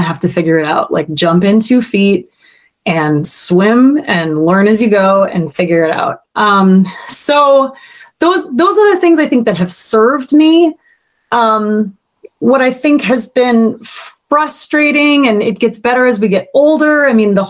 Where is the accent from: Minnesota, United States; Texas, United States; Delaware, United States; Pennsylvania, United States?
Minnesota, United States; moved away as an adult; also born or lived in New York; growing up in Minnesota